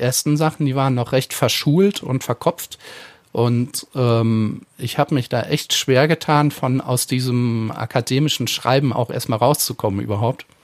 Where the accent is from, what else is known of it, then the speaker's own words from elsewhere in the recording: Eifel, Germany; mit den Dialekten in der Eifel, wo ich herkomme